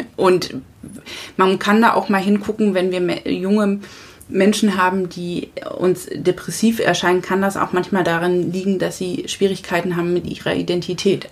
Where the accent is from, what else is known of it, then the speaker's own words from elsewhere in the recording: southern Lower Saxony, Germany; moved away as an adult; also born or lived in Hesse / Frankfurt; now in Husum, Germany; ich bin ja auf dem Dorf letztendlich groß geworden im, im südlichen Niedersachsen